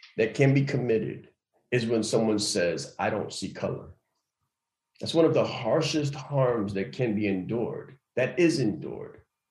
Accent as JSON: {"language": "English", "town": "New York City", "region": "New York", "country": "United States", "tie": "born or raised there", "said": "I'm a kid from Harlem"}